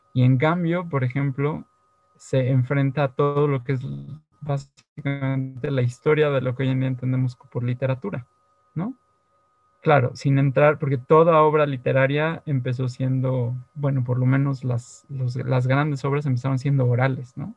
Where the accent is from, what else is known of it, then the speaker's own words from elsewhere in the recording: Mexico; como mexicanos del siglo XX y XXI